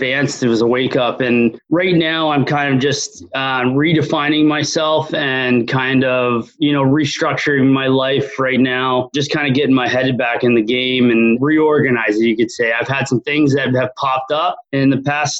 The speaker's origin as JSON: {"language": "English", "town": "Barrie", "region": "Ontario", "country": "Canada", "tie": "born or raised there", "said": "I was born and raised Barrie, Ontario, Canada, here up north"}